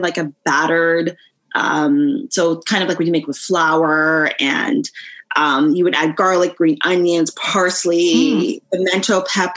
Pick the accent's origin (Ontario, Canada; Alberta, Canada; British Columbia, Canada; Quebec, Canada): Ontario, Canada; Mississauga; also born or lived in Toronto / Etobicoke; I grew up most of my child, like the rest of my childhood in Mississauga proper. Yeah. I'm a Saga girl